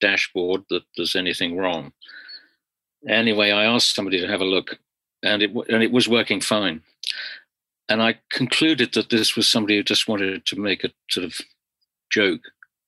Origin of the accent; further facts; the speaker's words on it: London, United Kingdom; I was from London, England